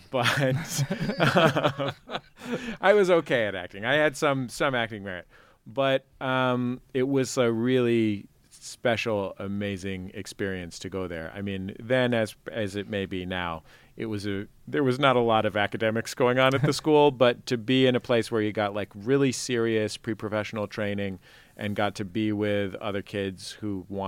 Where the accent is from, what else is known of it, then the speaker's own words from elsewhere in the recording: San Francisco, California, United States; I grew up in the Mission sort of, my dad lived towards Bernal Heights.